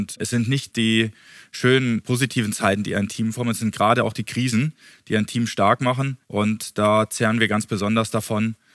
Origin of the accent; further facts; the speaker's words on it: Bosnia & Herzegovina; also born or lived in Frankfurt, Germany; Ich war geboren in Bosnien. Das war damals Jugoslawien. Und als ich zwei Jahre alt war, ging der Krieg los. Und meine Eltern sind nach Deutschland ausgewandert. Und wir waren dort zehn Jahre lang in Frankfurt